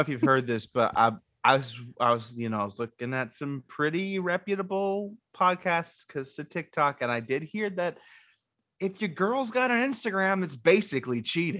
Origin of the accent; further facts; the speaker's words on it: the South, United States; I'm from the South